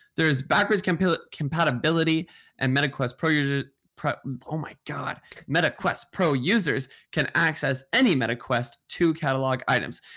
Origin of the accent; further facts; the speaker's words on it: Seattle, Washington, United States; now in New York, United States; I, I'm from Seattle